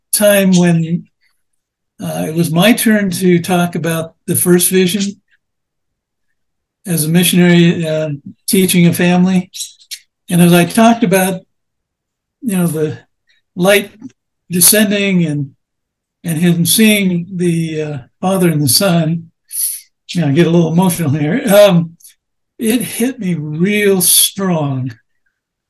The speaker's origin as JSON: {"language": "English", "town": "Seattle", "region": "Washington", "country": "United States", "tie": "born or raised there", "also_born_or_lived": "Ridgecrest, California", "said": "We moved up to Seattle because my dad got a job as a iron worker, putting steel in bridges and buildings"}